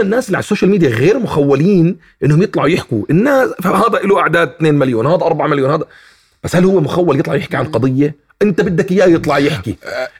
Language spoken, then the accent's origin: Arabic; Palestine; also born or lived in Jordan; انا ابن فلسطين